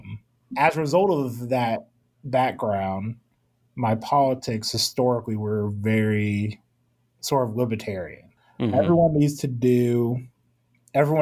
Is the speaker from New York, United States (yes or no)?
no; Tulsa, Oklahoma, United States; moved away as an adult; also born or lived in Kansas; now in Atlanta, United States; I was born and raised in Tulsa, Oklahoma